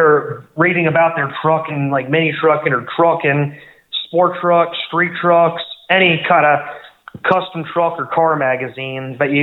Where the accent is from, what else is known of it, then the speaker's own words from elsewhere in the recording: Los Angeles, California, United States; I'm originally from Los Angeles